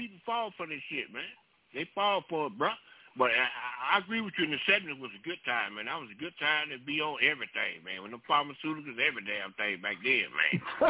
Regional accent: South Florida, United States; I grew up in South Florida.

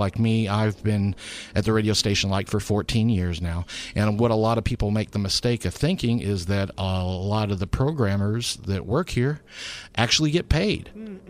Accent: Lakeland, Florida, United States; coming from Polk County. In Lakeland, Florida

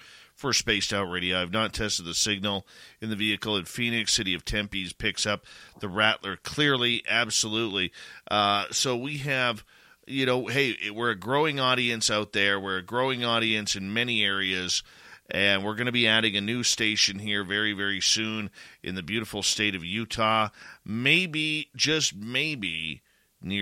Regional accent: Canada; being a Canadian myself

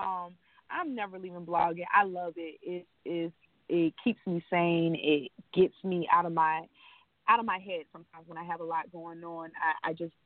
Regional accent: Ocala, Florida, United States; born or raised there

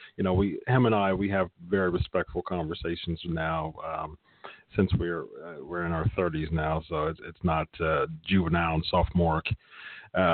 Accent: Columbus, Ohio, United States; born and raised in Columbus, Ohio

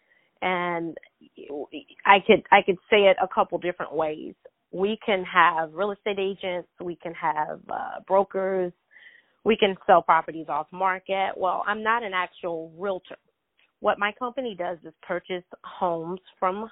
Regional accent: South Carolina, United States; also born or lived in Greenville, South Carolina; from South Carolina, born and raised. I'm currently residing in Greenville, South Carolina

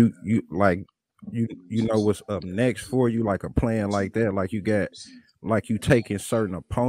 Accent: Midwest, United States; I'm from the Midwest

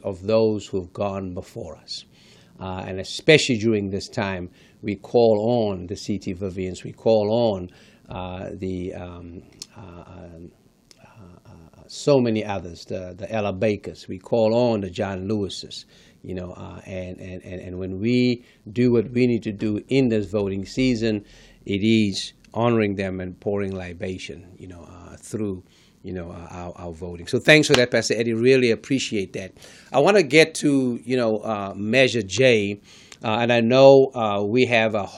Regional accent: South Africa; moved away; one was born and raised in South Africa

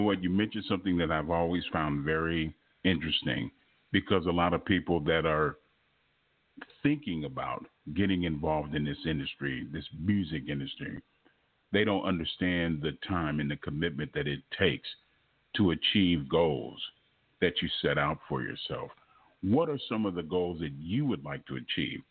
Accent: Los Angeles, California, United States; moved away; I'm originally from Los Angeles

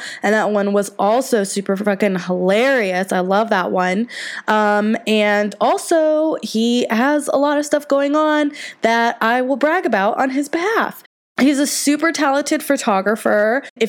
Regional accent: the South, United States; I am from the South

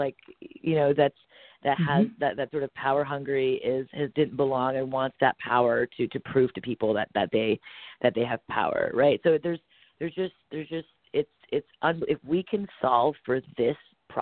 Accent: Montreal, Quebec, Canada; I'm born and raised in Montreal, Canada

